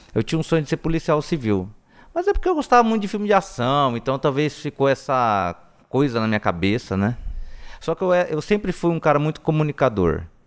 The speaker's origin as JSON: {"language": "Portuguese", "town": "Presidente Prudente", "region": "São Paulo", "country": "Brazil", "tie": "born or raised there", "said": "eu sou de Presidente Prudente, né? Que é bem região de São Paulo, né? Velho Oeste. E eu sempre morei na, na, no bairro da Coab, Secap, né? Até os 18 anos de idade"}